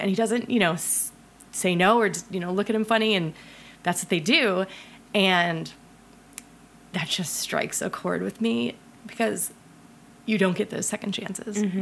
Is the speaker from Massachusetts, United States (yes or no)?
no; Ohio, United States; I'm from Ohio